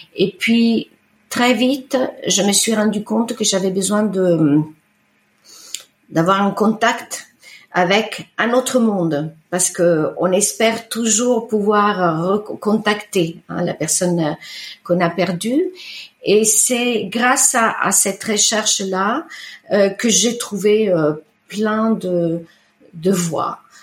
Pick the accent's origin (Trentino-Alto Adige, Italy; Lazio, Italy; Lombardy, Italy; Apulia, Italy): Lombardy, Italy; Bellano; first language Italian; French is a second language; now in France; j'ai grandi en Italie, j'ai grandi sur le rive du lac de Com, euh, la, la, la, côte orientale.